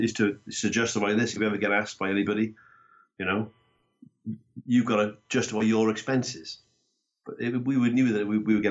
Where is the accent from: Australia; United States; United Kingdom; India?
United Kingdom; Barry, Wales; moved away as an adult; also born or lived in Cardiff / Bath; But growing up as a Welsh boy in Cardiff and Barry in South Wales, you know, rugby was the game that everybody played.